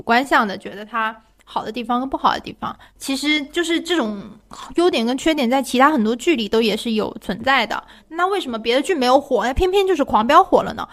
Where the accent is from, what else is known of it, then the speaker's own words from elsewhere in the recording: Guangdong, China; 我只代表我们广东，我们广东人是不吃饺子的